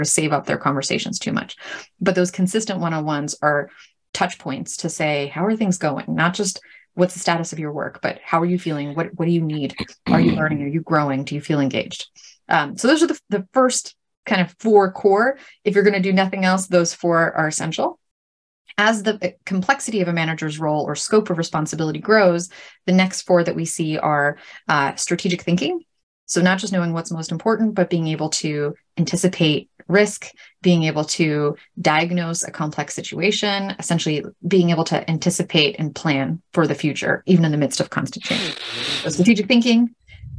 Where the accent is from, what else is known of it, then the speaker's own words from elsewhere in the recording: New York City, New York, United States; I grew up in Brooklyn